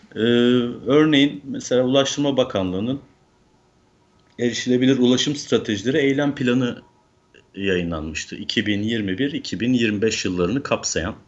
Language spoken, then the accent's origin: Turkish; Manisa, Turkey; moved away as an adult; also born or lived in Izmir; now in Istanbul, Turkey; 1977 Manisa doğumluyum. Ee, Manisa'da eğitimimi lise eğitimine kadar tamamladıktan sonra İzmir'e taşındım üniversite sebebiyle.